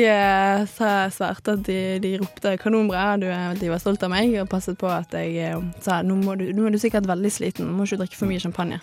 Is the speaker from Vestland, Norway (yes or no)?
yes; Bergen, Vestland, Norway; also born or lived in Salvador, Brazil; now in Trondheim, Norway; Jeg kommer fra Bergen, det hører dere sikkert.